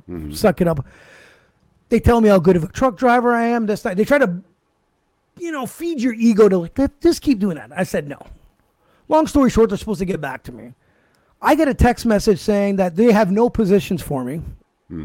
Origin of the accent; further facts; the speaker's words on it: Canada; being a Canadian-born citizen